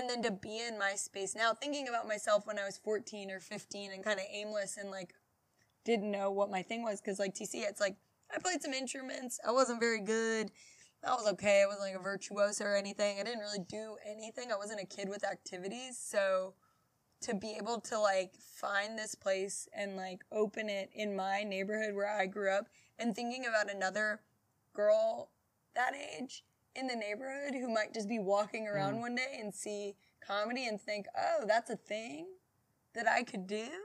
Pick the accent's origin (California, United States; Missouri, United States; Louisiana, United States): Louisiana, United States; Baton Rouge; also born or lived in Houston; I grew up around, like, a couple blocks up from where our location is